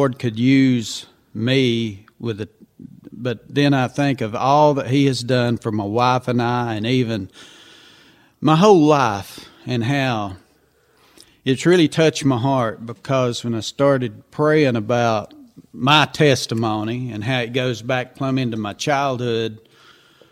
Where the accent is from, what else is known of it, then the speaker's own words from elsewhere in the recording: Haywood County, North Carolina, United States; moved away as an adult; now in Chuckey, United States; Originally both from Haywood County, North Carolina